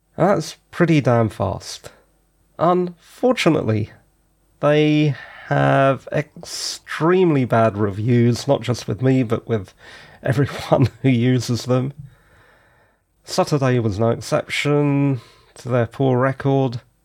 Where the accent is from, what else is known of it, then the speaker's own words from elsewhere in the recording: London, United Kingdom; also born or lived in the West of England / the North of England; I was born in South London